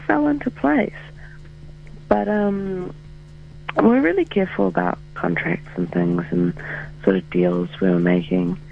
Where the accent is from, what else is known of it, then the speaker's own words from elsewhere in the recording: New Zealand; I'm from New Zealand